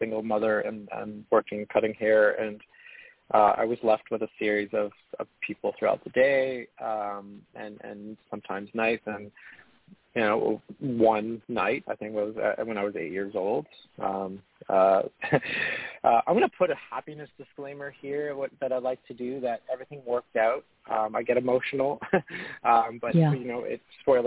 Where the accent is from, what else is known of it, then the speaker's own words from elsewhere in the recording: Hamilton, Ontario, Canada; also born or lived in Montreal, Quebec; now in Ottawa, Canada; I was born in Montreal earlier and moved to a city called Hamilton, Ontario